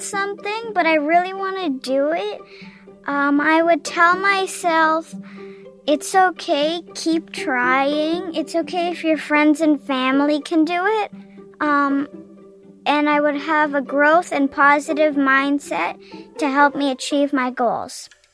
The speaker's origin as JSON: {"language": "English", "region": "Ontario", "country": "Canada", "said": "I'm eight years old and I'm from Ontario, Canada."}